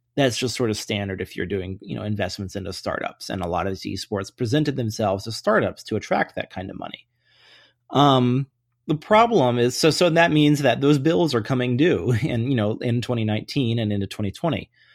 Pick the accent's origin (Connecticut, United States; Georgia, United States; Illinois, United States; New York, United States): Georgia, United States; Atlanta; I grew up in Atlanta, uh, when the Braves were really, really good